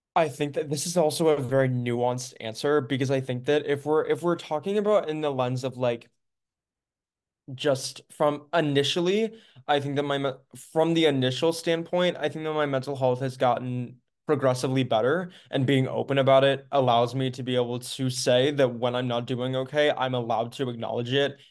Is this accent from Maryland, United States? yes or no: yes; Maryland, United States; I am from Maryland, United States